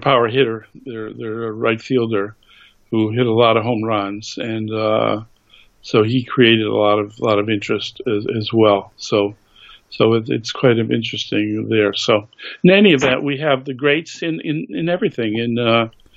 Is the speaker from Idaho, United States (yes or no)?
no; Massachusetts, United States; I grew up in Massachusetts